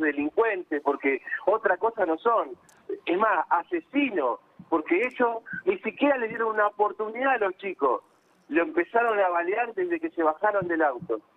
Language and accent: Spanish; Quilmes, Buenos Aires Province, Argentina; Nosotros somos de Quilmes